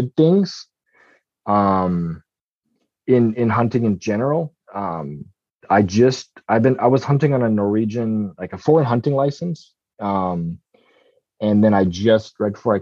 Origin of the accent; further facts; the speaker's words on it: Petersburg, Alaska, United States; also born or lived in Norway; I grew up hunting in Petersburg in Southeast Alaska